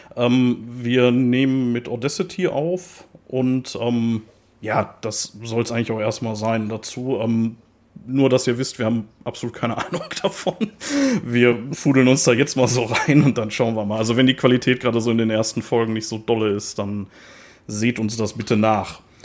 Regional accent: Ruhr area, North Rhine-Westphalia, Germany; accent: Ruhrpott dialect; wir sind beide auf Kohle geboren, wir sind beide Ruhrpott-Guys und äh, ich werde da auch, glaube ich, nicht versuchen, meinen Dialekt zu unterdrücken

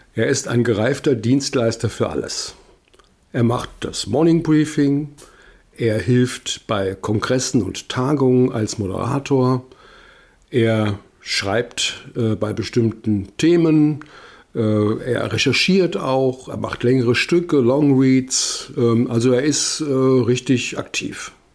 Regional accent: Wiesbaden, Hesse, Germany; moved away; ich bin sehr gerne hier in meiner Heimatstadt und das ist ja eine der schönsten Straßen in Wiesbaden. Das weiß ich noch von früher

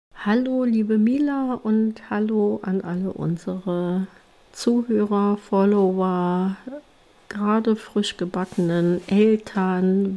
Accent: Germany; bei uns in Deutschland

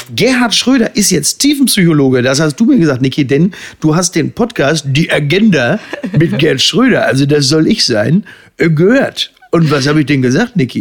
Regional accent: Germany; wir als Deutsche

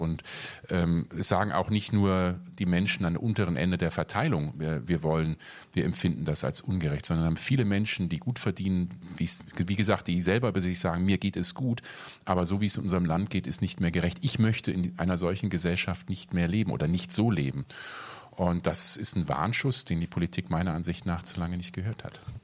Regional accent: Germany; also born or lived in North Rhine-Westphalia / Rhineland-Palatinate; now in Berlin, Germany; ich bin in Nordrhein-Westfalen aufgewachsen ähm, oder in Rheinland-Pfalz

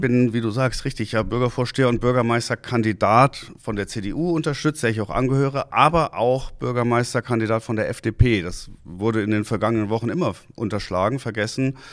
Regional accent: Hanau, Hesse, Germany; moved away as an adult; also born or lived in Hamburg; now in Husum, Germany; Ich komme ja aus Hessen, aus Hanau

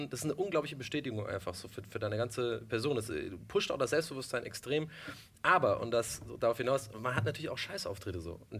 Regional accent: Ireland; now in Germany; ganzer Ire. Ja, ich bin in Irland geboren, ich bin da auch sehr okay. stolz drauf und habe auch gar keinen deutschen Pass.

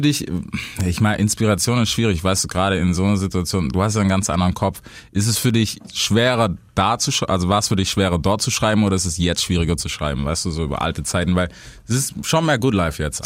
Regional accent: Stuttgart, Baden-Württemberg, Germany; als Stuttgarter

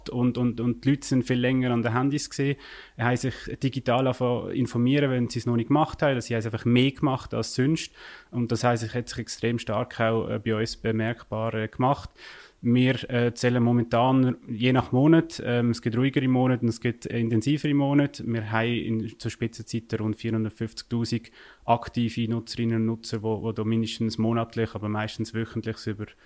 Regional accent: Basel-Landschaft, Switzerland; wie man vielleicht im Akzent auch hören ich komme aus der Region Basel, Kanton Basel-Land.

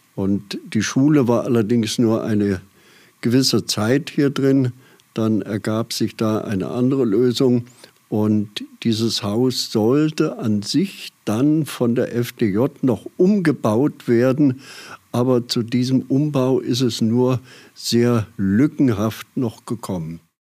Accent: Aschaffenburg, Bavaria, Germany; now in Dieskau, Germany; deswegen bin ich gebürtiger Aschaffenburger

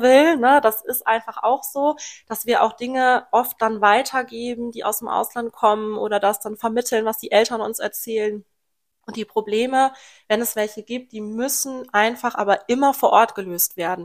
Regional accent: Lohmar, North Rhine-Westphalia, Germany; ich komme hier aus dem Großraum Loma. Bin hier aufgewachsen und auch immer noch hier, aus dem Rhein-Sieg-Kreis

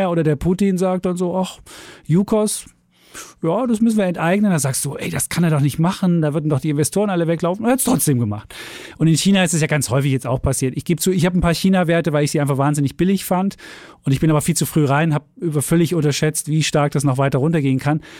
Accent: East Germany, Germany; Gut, von mir vielleicht nur, ich bin halt in der DDR groß geworden

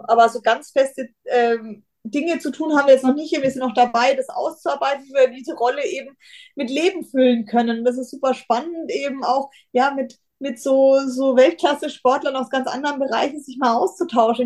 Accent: Bayreuth, Bavaria, Germany; ich komme aus Bayreuth

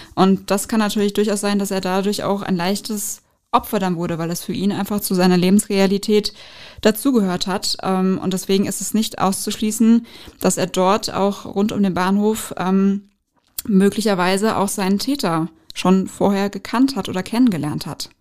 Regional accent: Frankfurt, Hesse, Germany; Frankfurt ist für mich so, ja, ich bin hier in der Regierung groß geworden

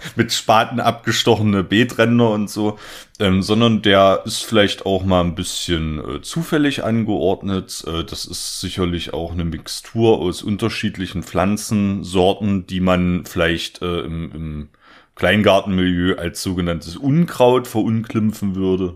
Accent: the East, eastern Germany, Germany; ich komme quasi aus dem Osten

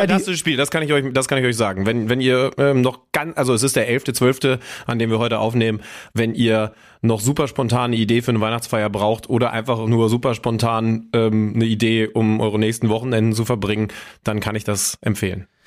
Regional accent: Göttingen, Lower Saxony, Germany; moved away as an adult; now in Hamburg, Germany; in meiner Heimat, Schrägstrich Studentenstadt Göttingen

